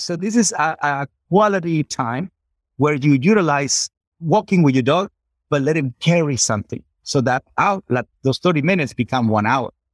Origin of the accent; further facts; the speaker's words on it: Culiacán, Sinaloa, Mexico; I'm from Culiacán, Sinaloa, Mexico